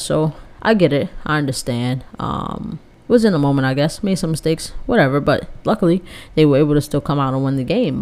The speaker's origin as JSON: {"language": "English", "region": "New Jersey", "country": "United States", "said": "I'm from Jersey"}